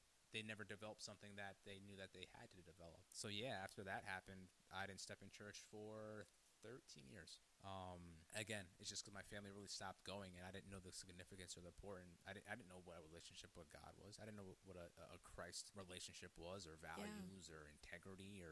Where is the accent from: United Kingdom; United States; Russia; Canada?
United States; Hyde Park, New York; I come from Dutchess County, New York, more specifically Hyde Park. Went through, you know, secular school and whatnot and have you. Went to church a little bit as growing up.